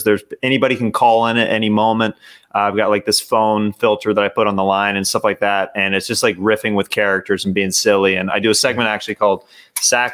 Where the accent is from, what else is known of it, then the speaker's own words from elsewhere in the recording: Kansas City, United States; I'm from Kansas City